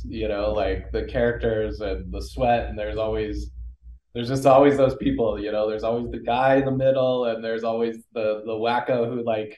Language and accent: English; Colorado, United States; now in Los Angeles, United States; I grew up in Colorado